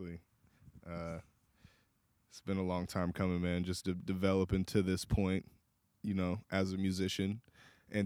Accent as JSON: {"language": "English", "town": "Portland", "region": "Oregon", "country": "United States", "tie": "born or raised there", "said": "Born and raised, North Portland, Oregon."}